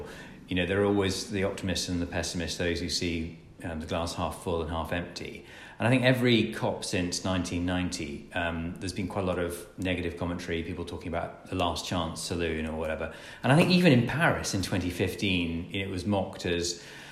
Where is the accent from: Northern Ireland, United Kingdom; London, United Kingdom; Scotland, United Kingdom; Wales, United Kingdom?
Scotland, United Kingdom; I'm Scottish.